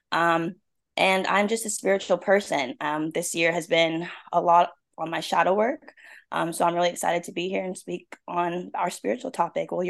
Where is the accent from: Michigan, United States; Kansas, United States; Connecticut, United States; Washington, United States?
Washington, United States; Seattle; now in South Carolina, United States; So I'm originally from Seattle, Washington.